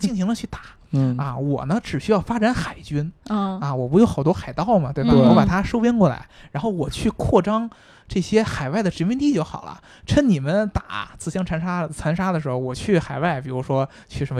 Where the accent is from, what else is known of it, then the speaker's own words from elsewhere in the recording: China; 对我也是中国人，只不过是我跟大家分析，就是因为我们从中国人的角度来说